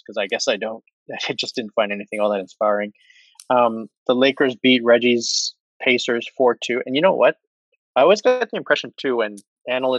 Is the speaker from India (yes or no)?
no; Toronto, Ontario, Canada; my hometown bias